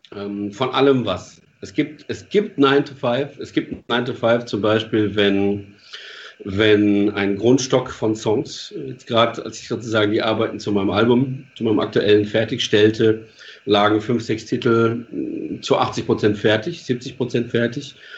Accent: Germany; also born or lived in Palatinate / Switzerland; als Deutscher

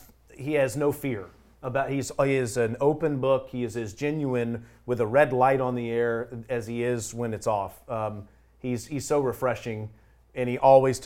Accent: Mobile, Alabama, United States; being from Mobile, Alabama

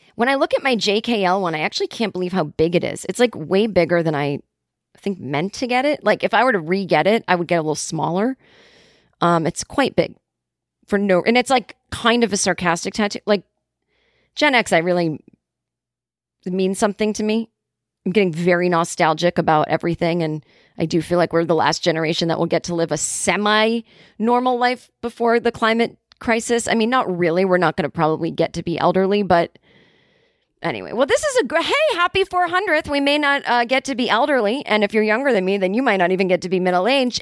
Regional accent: Boston, Massachusetts, United States; I was growing up in Boston

